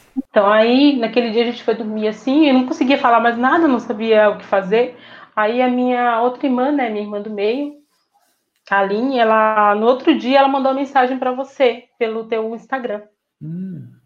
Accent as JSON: {"language": "Portuguese", "region": "interior of Bahia", "country": "Brazil", "moved": "yes", "said": "Vim de um interior da Bahia, onde a gente não tem acesso a quase nada"}